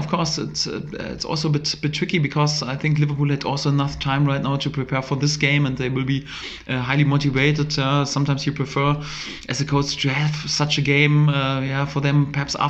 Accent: Germany; English is a second language; moved away as an adult; now in Norwich, United Kingdom; I'm from Germany

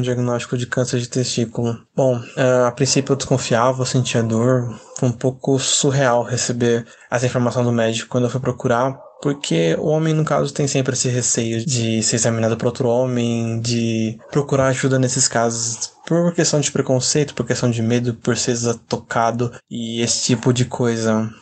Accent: interior of São Paulo, Brazil; sou do interior de São Paulo, moro em Campo Limpo Paulista

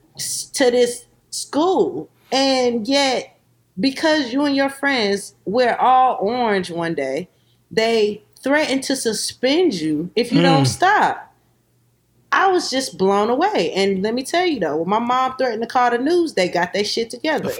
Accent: Columbia, South Carolina, United States; growing up in South Carolina, you experience a lot of things.

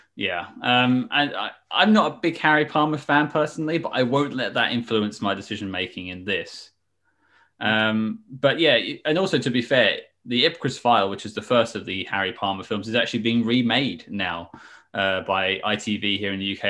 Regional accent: United Kingdom; I am clearly British.

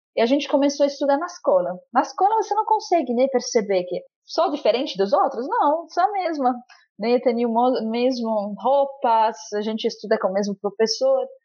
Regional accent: Lebanon; now in Brazil; Então, eu nasci no Líbano. Eu até hoje não conheço Síria, é um sonho conhecer Síria. Espero que um dia vou conseguir conhecer a terra de meus pais e tudo. Uhum. Cresci no Líbano

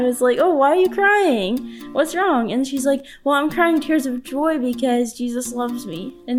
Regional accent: Carthage, Missouri, United States; I'm from Carthage, Missouri.

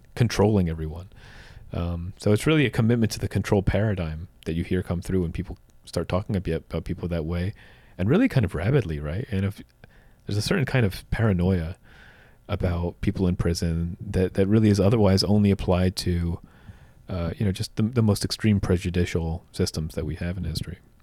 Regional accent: New Jersey, United States; as a kid growing up in New Jersey

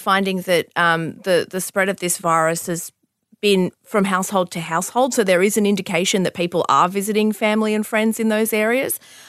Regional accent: Bankstown, New South Wales, Australia; I grew up in Bankstown.

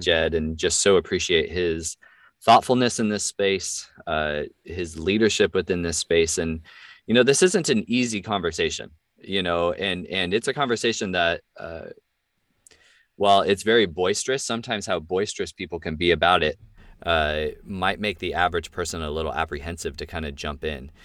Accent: California, United States; also born or lived in Washington State; now in Washington, United States; I'm from California and I live in Washington State

